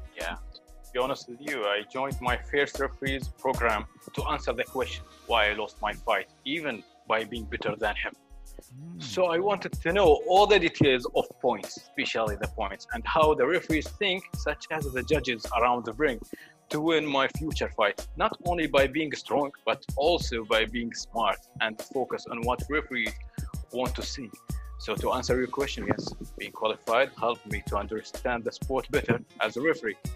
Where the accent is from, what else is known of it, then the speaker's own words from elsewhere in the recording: Sharjah, United Arab Emirates; I grew up in lovely area, Sharjah called Halwan